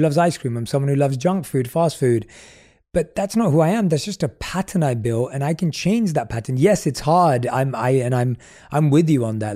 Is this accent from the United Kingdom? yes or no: yes; London, United Kingdom; growing up in London